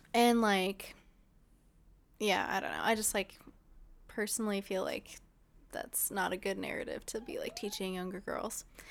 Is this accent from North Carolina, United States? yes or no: no; Ontario, California, United States; I'm from Ontario